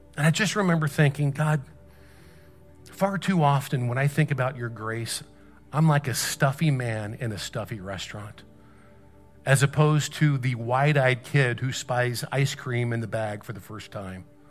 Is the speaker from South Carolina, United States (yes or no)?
yes; South Carolina, United States; I'm on a mission trip here and we're from South Carolina